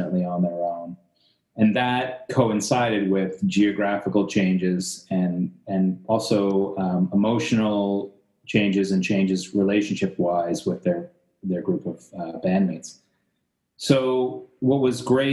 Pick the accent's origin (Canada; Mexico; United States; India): Canada; growing up as a Canadian